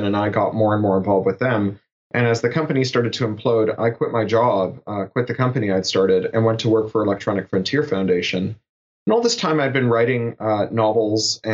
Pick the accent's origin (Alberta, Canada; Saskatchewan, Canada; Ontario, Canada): Ontario, Canada; Toronto; I grew up in Toronto